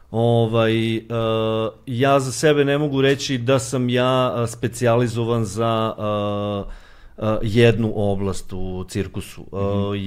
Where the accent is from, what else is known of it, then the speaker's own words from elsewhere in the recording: Serbia; s obzirom da smo mi e, pioniri e, svega toga ovde kod nas u Srbiji